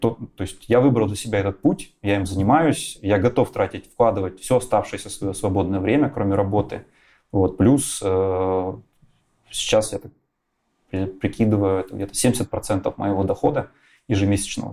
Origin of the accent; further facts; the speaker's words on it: Kharkiv, Kharkiv Oblast, Ukraine; moved away as an adult; also born or lived in Magdeburg, Germany / Donetsk; now in Katowice, Poland; Два года оказываюсь я в городе Харькове вместе с семьей. Ну и уже дальше этот город остается моим родным городом на долгие годы вплоть до сегодняшнего момента